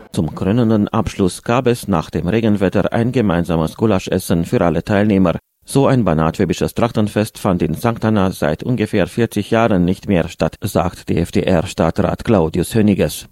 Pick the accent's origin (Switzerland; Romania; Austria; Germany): Romania; Arad, Arad County; bei uns in Neuerad